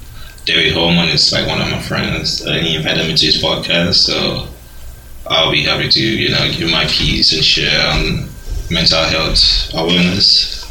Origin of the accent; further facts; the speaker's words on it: Ghana; also born or lived in Nigeria; now in United States; I was born in Ghana, but my parents are Nigerian. So you can say I'm almost American and just naturalized like 4 years ago. So I guess you can say I'm a Ghanaian American